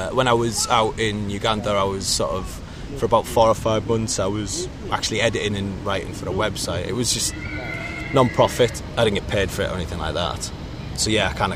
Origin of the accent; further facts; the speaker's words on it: Middlesbrough, North East England, United Kingdom; moved away as an adult; now in London, United Kingdom; growing up in Middlesbrough